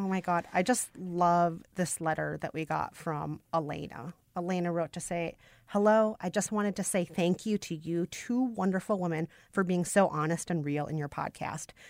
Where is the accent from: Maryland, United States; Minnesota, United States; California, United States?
Minnesota, United States; a Minnesotan